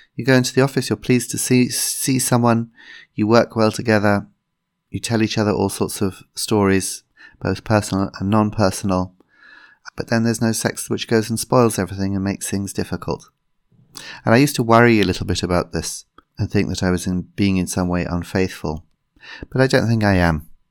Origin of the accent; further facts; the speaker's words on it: England, United Kingdom; as a English person